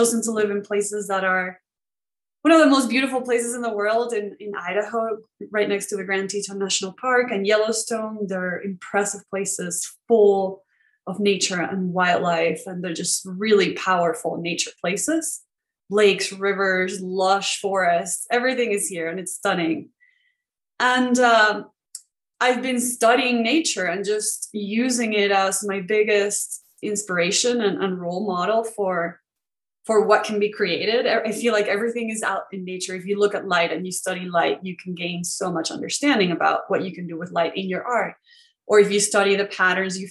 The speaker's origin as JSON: {"language": "English", "country": "Venezuela", "tie": "born or raised there", "moved": "as an adult"}